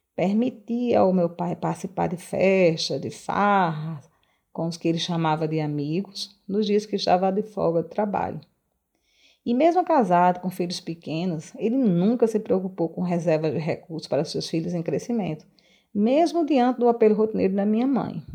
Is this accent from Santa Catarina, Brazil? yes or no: no; Arez, Rio Grande do Norte, Brazil; also born or lived in Natal; natalense de nascimento mas cresci em Areis, uma pequena cidade litorânea do estado do Rio Grande do Norte